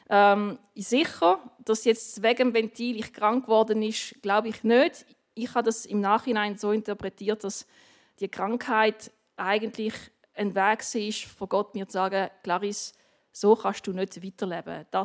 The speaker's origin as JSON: {"language": "German", "town": "Basel", "region": "Basel-Stadt", "country": "Switzerland", "tie": "born or raised there", "said": "Meine Eltern haben in Basel gewohnt, ich, habe, ich bin in Basel aufgewachsen."}